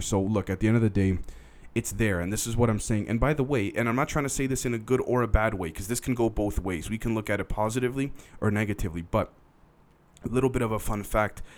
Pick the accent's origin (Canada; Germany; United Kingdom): Canada; I'm a Canadian